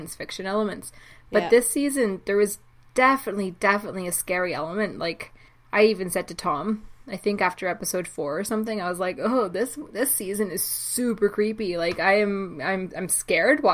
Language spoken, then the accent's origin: English; Canada; I was only a child, like a young kid in the 80s, but also I'm from Canada